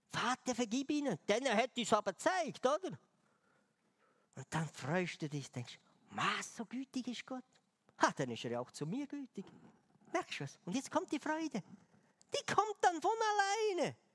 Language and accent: German; Switzerland; Aber ich dachte, als Schweizer bringe ich ihr eine Schweizer Tafel Schokolade.